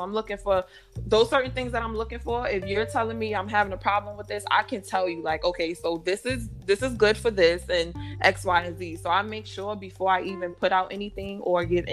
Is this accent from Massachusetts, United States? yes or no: no; New York, United States; I'm from New York